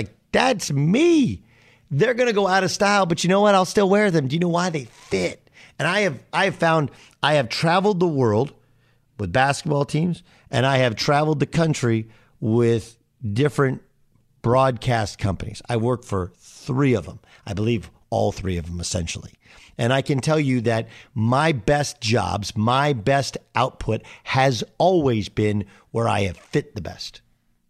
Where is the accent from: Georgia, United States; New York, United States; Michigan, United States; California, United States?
California, United States; Orange County; I didn't wear the surfer gear as a kid despite growing up in Orange County